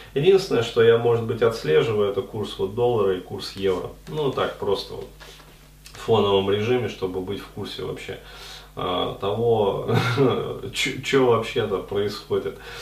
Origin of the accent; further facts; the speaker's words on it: Ufa, Bashkortostan, Russia; now in Moscow, Russia; ездил к себе там в родной город Уфу